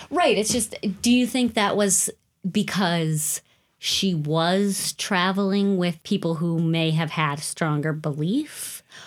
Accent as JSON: {"language": "English", "region": "Western Wisconsin", "country": "United States", "said": "I'm from Western Wisconsin"}